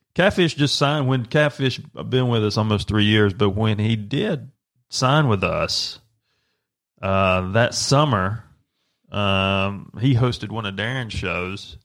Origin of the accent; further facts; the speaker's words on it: Bostic, North Carolina, United States; also born or lived in Rutherford County, North Carolina; the house I grew up in, in Bostic, North Carolina.